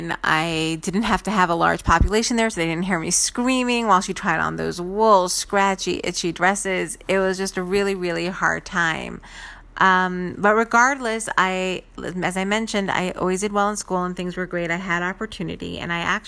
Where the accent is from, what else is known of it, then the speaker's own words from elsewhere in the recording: New York City, New York, United States; my sister and I grew up in Brooklyn